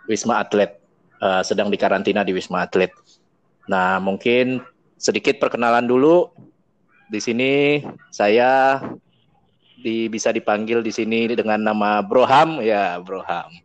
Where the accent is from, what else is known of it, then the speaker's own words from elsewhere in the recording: Sumatra, Indonesia; Karena kita di sini bertiga dan tiga-tiganya berasal dari Sumatera.